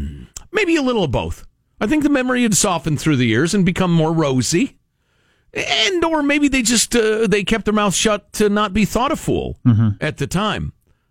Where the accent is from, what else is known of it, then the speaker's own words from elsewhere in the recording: Midwest, United States; I'm a Midwesterner.